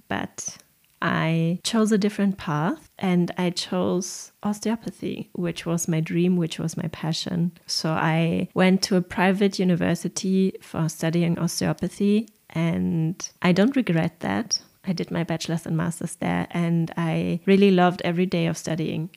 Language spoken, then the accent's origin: English; Germany; accent: German; English is a second language; my horrible German accent in English